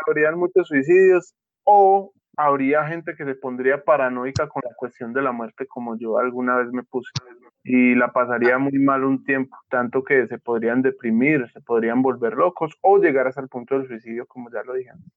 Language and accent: Spanish; Antioquia, Colombia; mi departamento Antioquia